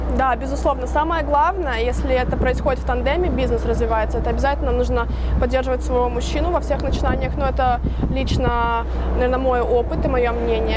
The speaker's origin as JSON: {"language": "Russian", "town": "Chișinău", "country": "Moldova", "tie": "born or raised there", "moved": "yes", "lives_now": "United States", "said": "Я вообще родилась в Молдавии, но я в Америке живу 12 с половиной лет."}